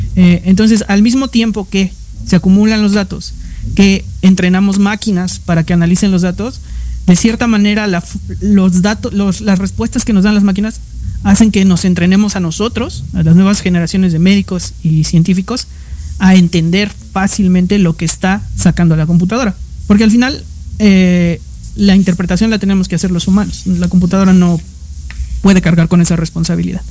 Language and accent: Spanish; Mexico; yo no soy el único mexicano